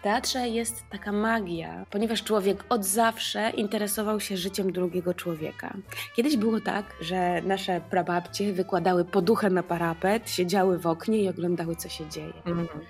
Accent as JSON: {"language": "Polish", "town": "Kraków", "region": "Lesser Poland", "country": "Poland", "said": "u nas w Krakowie, yy, u babci"}